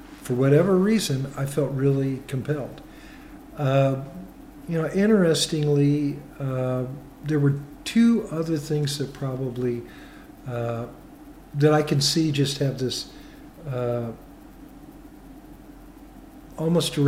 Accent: Kansas City, United States; moved away; also born or lived in Iowa; when I was young, growing up in Kansas City, we lived in a very urban area

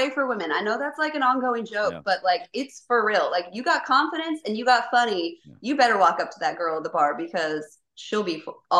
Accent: Kentucky, United States; I grew up in Kentucky for like most of my childhood. And so like I've been around, I've lived in like 13 states.

